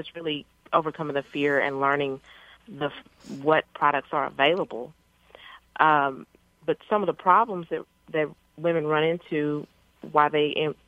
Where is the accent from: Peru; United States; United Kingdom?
United States; Paris, Texas; I grew up in Paris, Texas, which is a little small town in northeast Texas.